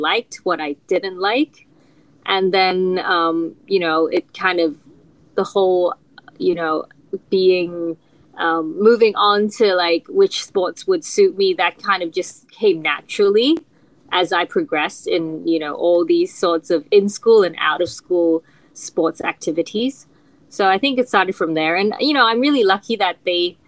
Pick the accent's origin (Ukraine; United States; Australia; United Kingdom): Australia; Melbourne, Victoria; I grew up in Melbourne, Australia